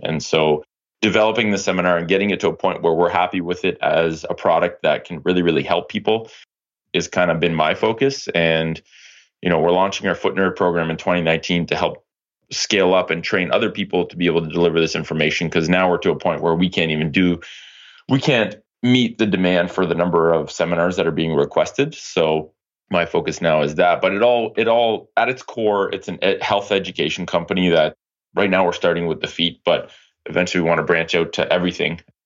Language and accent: English; Ottawa, Ontario, Canada; moved back to Ottawa, which is my hometown